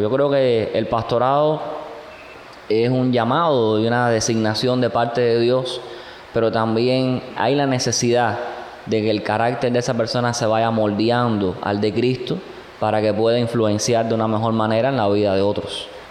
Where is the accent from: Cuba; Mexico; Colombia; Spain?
Cuba